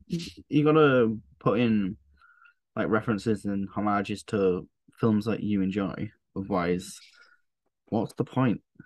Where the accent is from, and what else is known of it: northern England, United Kingdom; accent: northern